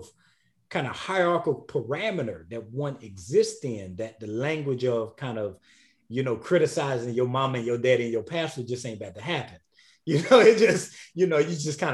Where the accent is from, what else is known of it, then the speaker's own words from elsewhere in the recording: South Carolina, United States; now in Atlanta, United States; the place that I grew up in, the state of South Carolina, called our area the Corridor of Shame